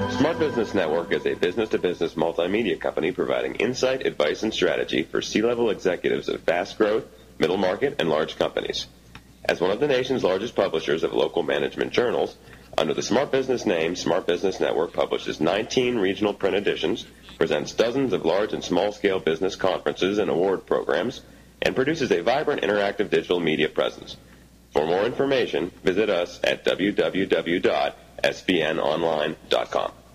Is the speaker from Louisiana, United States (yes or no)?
no; Pennsylvania, United States; I grew up in Pennsylvania